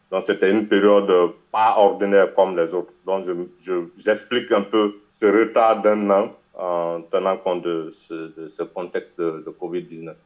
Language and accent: French; Guinea; je suis guinéen, Guinée-Conakry, un pays de l'Afrique de l'Ouest